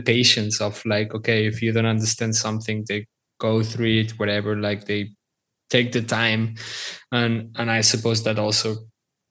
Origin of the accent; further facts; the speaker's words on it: Barcelona, Catalonia, Spain; I'm from Barcelona.